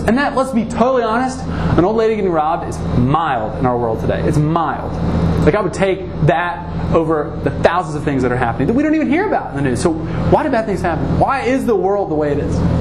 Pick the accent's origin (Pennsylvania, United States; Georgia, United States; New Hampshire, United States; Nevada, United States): Georgia, United States; Atlanta; I grew up in Atlanta, Georgia, greatest state in the world